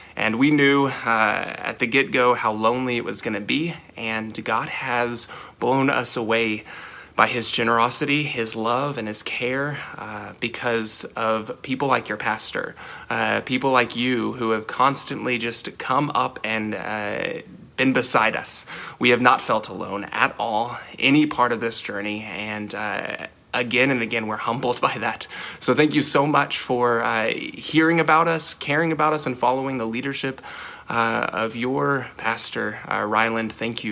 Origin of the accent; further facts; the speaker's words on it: Northwest Arkansas, United States; moved away as an adult; now in Kansas City, United States; we're from Northwest Arkansas